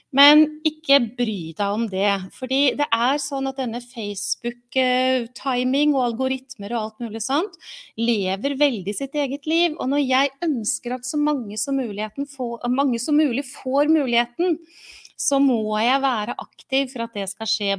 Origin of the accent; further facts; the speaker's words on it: Oslo, Norway; moved away as an adult; also born or lived in Mysen; now in Halden, Norway; Har eh, bodd i Oslo i min oppvekst og tidlig voksen alder